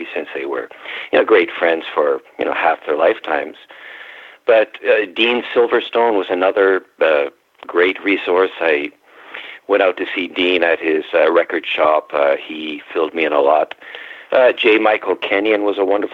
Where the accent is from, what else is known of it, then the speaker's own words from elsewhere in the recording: Ontario, Canada; now in Washington, United States; I was raised in Ontario